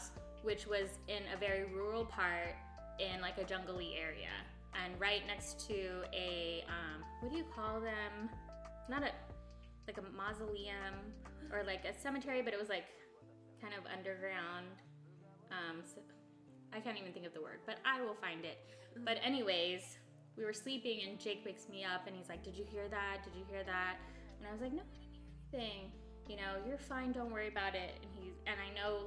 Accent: Guam; moved away; I'm from Guam and we believe in legends.

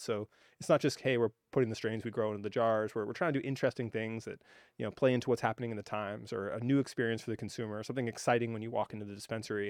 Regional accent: Hawaii, United States; I grew up in Hawaii

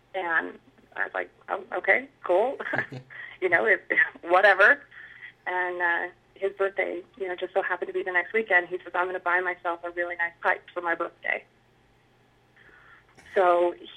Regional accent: Utah, United States; I've lived in Utah my entire life, born and raised

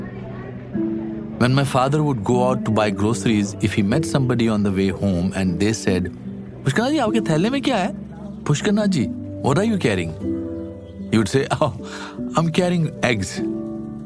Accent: Shimla, Himachal Pradesh, India; my hometown, Shimla.

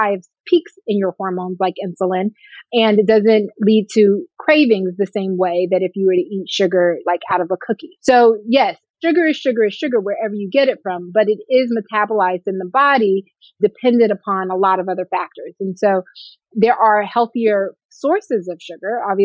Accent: Atlanta, Georgia, United States; also born or lived in California / Ohio / Oakland, California; I'm from California, but I grew up here in Atlanta

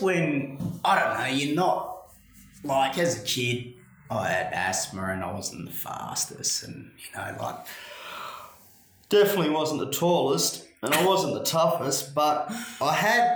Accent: Perth, Western Australia, Australia; growing up in Greenwood, surrounded by other mongrels

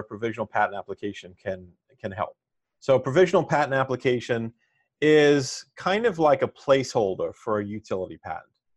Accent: New York City, New York, United States; I'm from Staten Island, New York, and I attended a pre-engineering high school

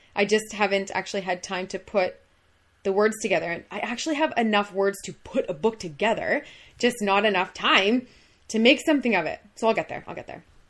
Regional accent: Minden, Ontario, Canada; born and raised in Minden

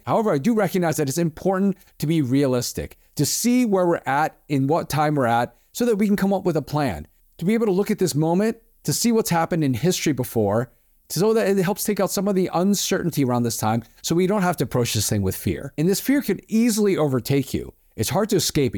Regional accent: East Coast, United States; now in Southern California, United States; I grew up on the East Coast

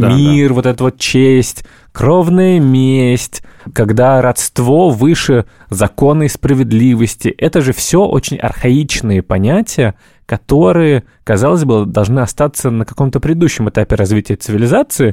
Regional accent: Moscow, Russia; У меня папа э, приехал из э, Казахстана, я родился уже в Москве

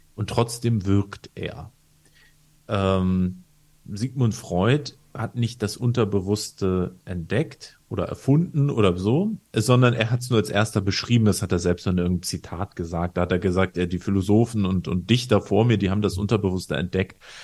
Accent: Northern Germany, Germany; in Norddeutschland, wo ich herkomme

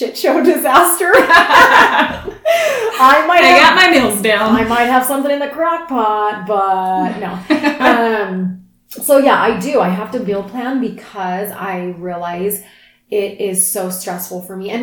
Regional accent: East Coast, United States; now in Utah, United States; I'm from the East Coast

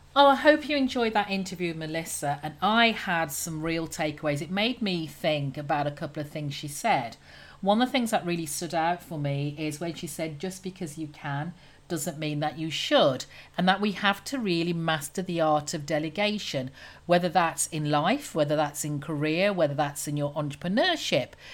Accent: United Kingdom; obviously being British

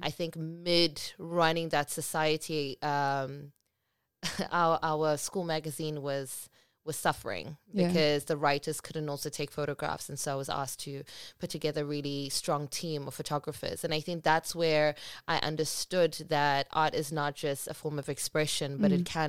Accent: Cape Town, Western Cape, South Africa; also born or lived in Port Elizabeth; But I can't say born and bred because I was born in Port Elizabeth, Eastern Cape. But I feel like I've been in Cape Town much longer than I was in Port Elizabeth. So I'm bred, I'm refined, I am loved by Cape Town

